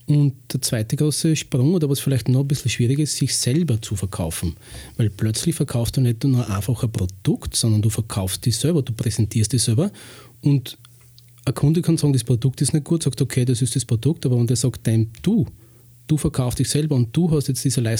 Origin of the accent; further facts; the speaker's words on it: Lower Austria, Austria; born there; ich bin 46, bin ursprünglich im Waldviertel geboren und lebe schon seit 16 Jahren in Weinviertel.